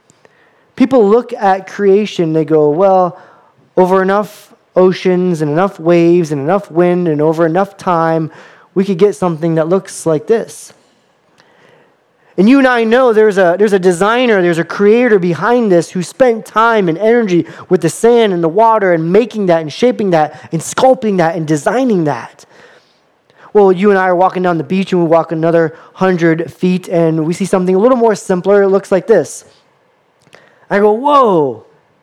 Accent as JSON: {"language": "English", "region": "Florida", "country": "United States", "tie": "born or raised there", "said": "I grew up in Florida and I lived about 10 minutes from the beach"}